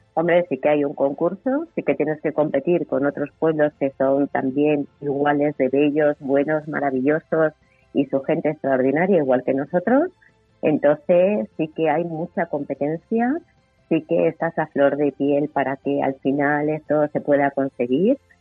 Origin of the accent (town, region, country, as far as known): Guadalupe, Extremadura, Spain; moved away